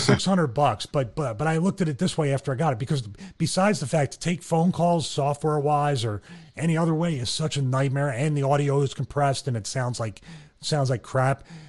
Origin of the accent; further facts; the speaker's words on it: Philadelphia, Pennsylvania, United States; now in Atlanta, United States; I'm from Philly and we have a tendency to have tempers